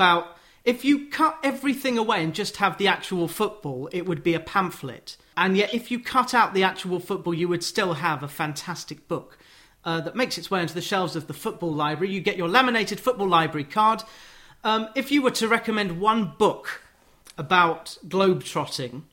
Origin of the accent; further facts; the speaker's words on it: Watford, East of England, United Kingdom; Growing up in Watford, kind of 20 minutes from London